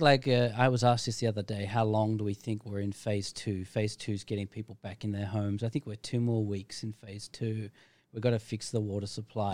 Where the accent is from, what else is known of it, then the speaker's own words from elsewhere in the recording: Australia; now in Phuket, Thailand; I'm from Australia